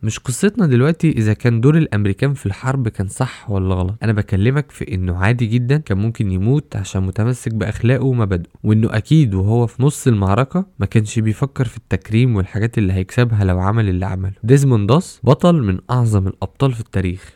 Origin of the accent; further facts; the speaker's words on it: Egypt; عندنا في مصر